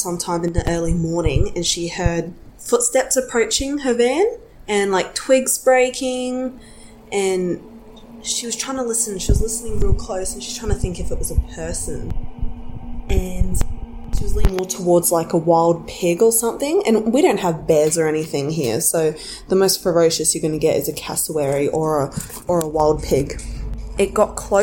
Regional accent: Cairns, Queensland, Australia; I'm from Cairns, Australia

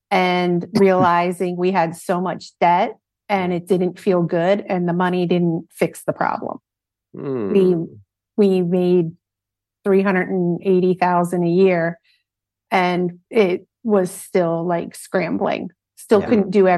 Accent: Philadelphia, Pennsylvania, United States; born or raised there

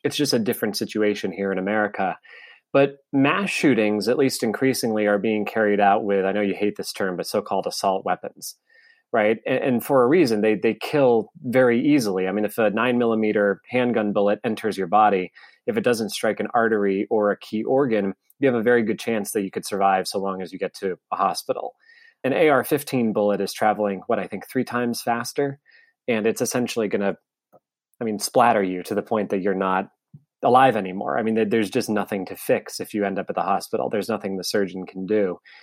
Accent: United States; as an American

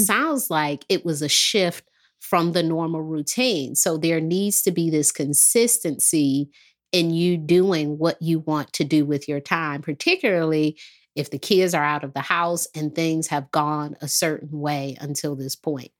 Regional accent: Detroit, Michigan, United States; moved away; also born or lived in the South (US); I'm from Detroit, so when I moved here

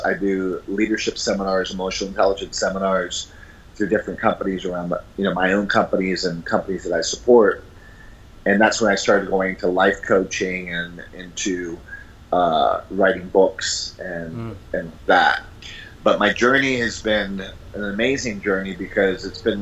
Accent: San Juan, Puerto Rico; moved away as an adult; also born or lived in New York City / Boston, Massachusetts; My family moved to Puerto Rico when I was a year old, so I grew up in San Juan, Puerto Rico. I'm originally from New York City

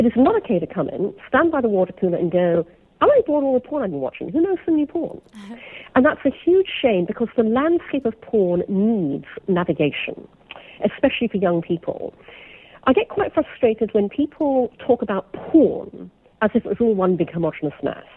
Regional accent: Brunei; I was brought up in Brunei, in Borneo.

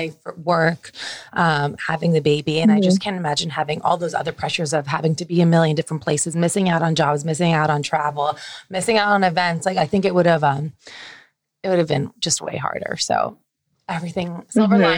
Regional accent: Edison, New Jersey, United States; growing up in New Jersey

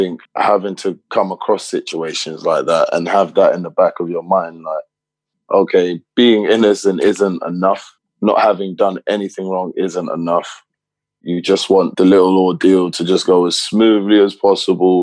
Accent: London, United Kingdom; moved away; also born or lived in United States; I grew up in Tottenham. And just growing up in London.

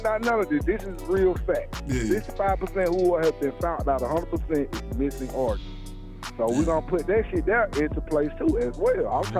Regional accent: Atlanta, Georgia, United States; I am actually from Atlanta.

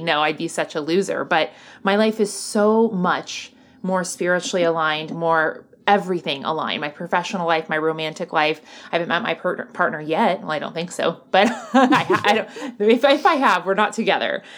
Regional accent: the Bible Belt, United States; I grew up in the Bible Belt where it was very much like hellfire and brimstone

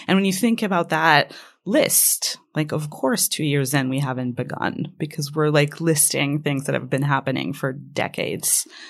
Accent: Israel; first language Hebrew; English is a second language; moved away; Hebrew is my first language.

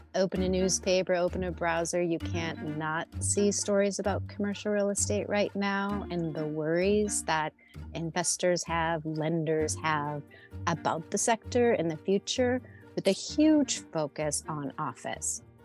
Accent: Midwest, United States; I'm just from the Midwest

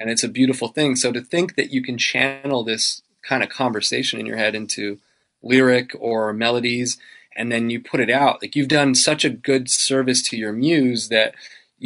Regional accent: Canada; I'm so Canadian

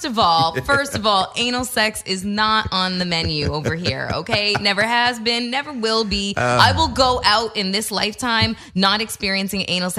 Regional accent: Canada; I'm Canadian.

